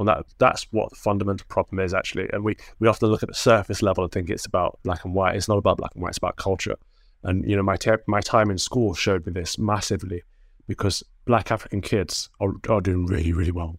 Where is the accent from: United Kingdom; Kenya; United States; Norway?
United Kingdom; Mansfield, East Midlands; Mansfield, where I grew up, it's, it's a fairly big town as far as towns go